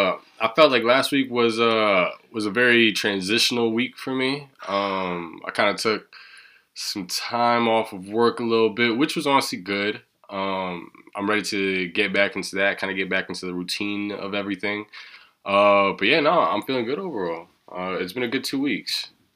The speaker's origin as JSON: {"language": "English", "region": "Kansas", "country": "United States", "said": "I'm not from Kansas City, but I am from Kansas, and there's nothing really going on."}